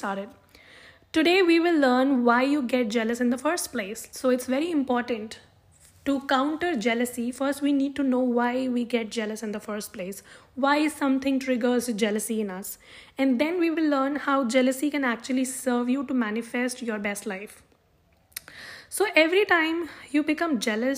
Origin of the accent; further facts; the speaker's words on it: South India, India; now in Jammu, India; being born and brought up in South India